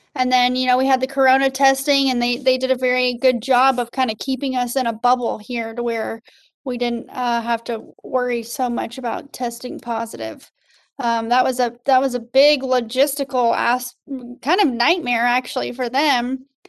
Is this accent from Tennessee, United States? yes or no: no; Colorado Springs, Colorado, United States; moved away as an adult; now in Fort Benning, Georgia, United States; Colorado Springs, Colorado originally.